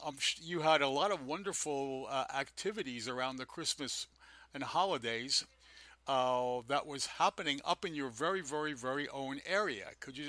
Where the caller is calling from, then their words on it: New York City, New York, United States; I'm calling from Manhattan, the Upper East Side